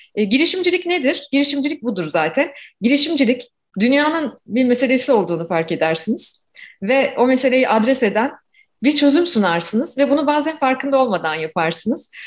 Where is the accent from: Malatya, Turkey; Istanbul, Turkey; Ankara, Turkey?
Ankara, Turkey; moved away as an adult; now in Toronto, Canada; 1976'da Ankara'da doğdum ve tipik bir Ankara çocuğuyum. 24 yaşıma kadar da Ankara'da yaşadım